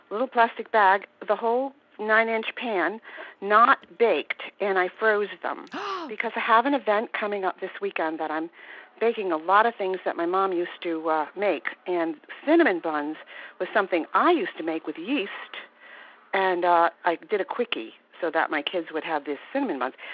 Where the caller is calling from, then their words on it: Warwick, Rhode Island, United States; I'm from Warwick, Rhode Island.